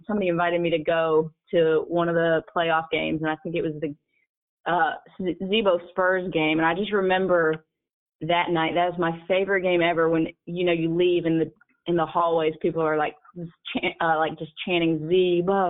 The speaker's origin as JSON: {"language": "English", "town": "Atlanta", "region": "Georgia", "country": "United States", "moved": "as an adult", "lives_now": "Memphis, United States", "said": "I'm from Atlanta"}